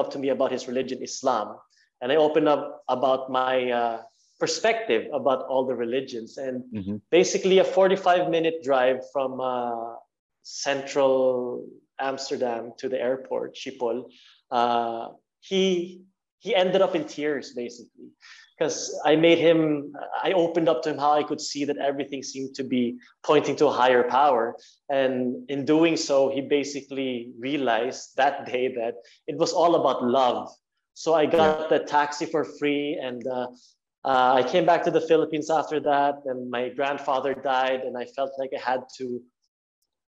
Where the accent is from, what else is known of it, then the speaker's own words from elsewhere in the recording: Norway; growing up in Norway